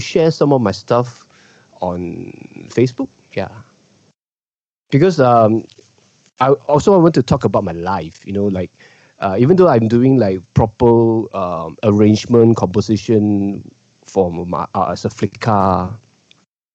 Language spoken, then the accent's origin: English; Malaysia; as a Malaysian Chinese, we are a minority in Malaysia.